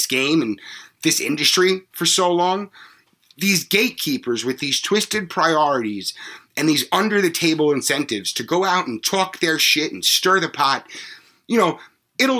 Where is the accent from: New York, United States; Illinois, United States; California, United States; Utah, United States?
New York, United States; Long Island; I grew up on Long Island where there are bigots aplenty